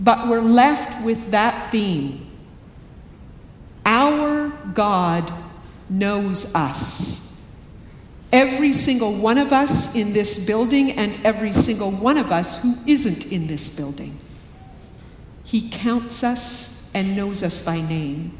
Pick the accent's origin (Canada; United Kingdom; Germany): Canada; now in Riverside, United States; I'm Canadian